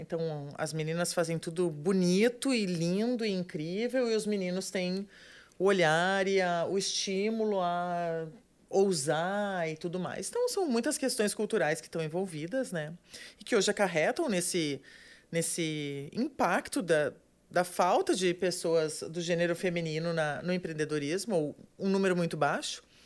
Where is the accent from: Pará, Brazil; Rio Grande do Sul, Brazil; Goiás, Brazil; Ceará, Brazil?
Rio Grande do Sul, Brazil; moved away as an adult; also born or lived in Porto Alegre; now in Florianópolis, Brazil; até então eu estava morando em Porto Alegre, eu sou gaúcha